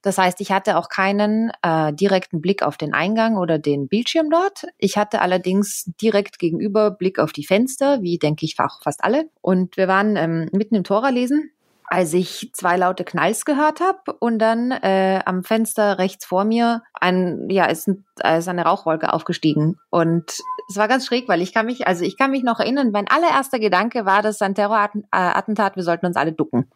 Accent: Austria; moved away; ich komme selbst ja aus Österreich

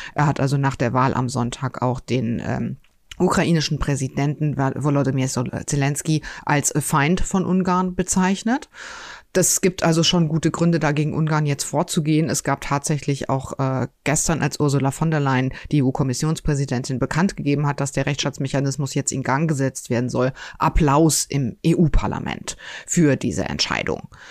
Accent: North Rhine-Westphalia, Germany; now in Cologne, Germany; Ich bin gebürtige Westfälin

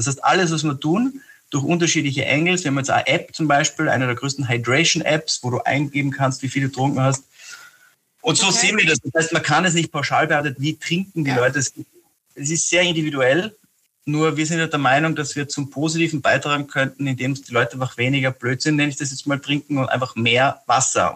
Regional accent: Austria; also born or lived in Scotland; als Österreicher

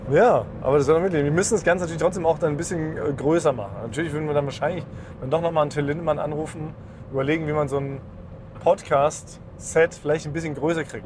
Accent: Berlin, Germany; born or raised there

